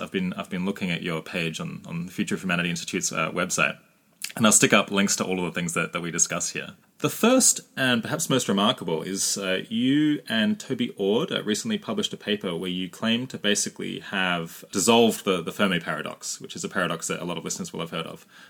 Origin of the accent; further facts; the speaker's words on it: Australia; Most listeners will know that I'm Australian. They'll be able to tell that pretty fast.